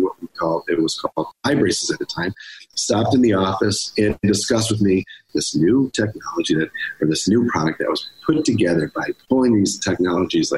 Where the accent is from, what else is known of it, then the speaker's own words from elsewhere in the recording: Rochester, New York, United States; also born or lived in Buffalo; Rochester's my hometown.